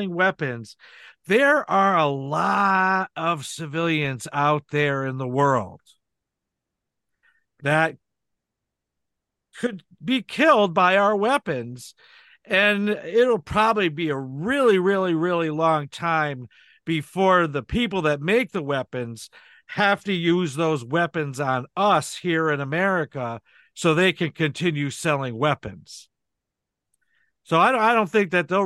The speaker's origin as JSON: {"language": "English", "country": "United States", "said": "as an American living here in the United States"}